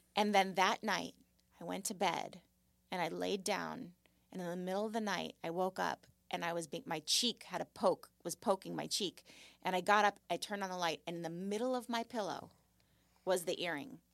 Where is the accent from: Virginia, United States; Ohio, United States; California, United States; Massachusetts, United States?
California, United States; Malibu; I grew up in Malibu, and I lived on Point Doom